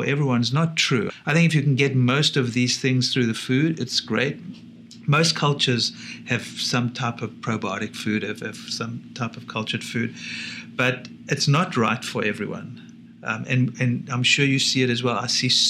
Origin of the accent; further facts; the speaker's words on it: South Africa; growing up in South Africa is lucky